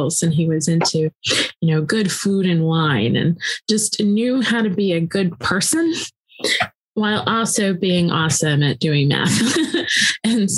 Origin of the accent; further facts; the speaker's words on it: Tallahassee, Florida, United States; moved away as an adult; also born or lived in near New Jersey; I grew up in Tallahassee, Florida, still deep South.